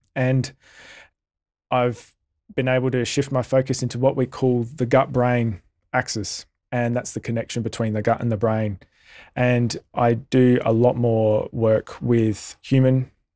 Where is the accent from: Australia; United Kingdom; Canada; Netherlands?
Australia; as an Australian community